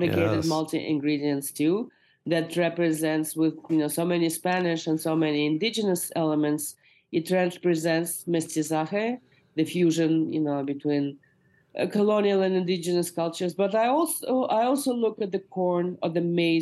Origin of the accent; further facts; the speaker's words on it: Moscow, Russia; now in United States; my mother has just made a big pot of borscht for me, which is a beet soup that I grew up eating in Moscow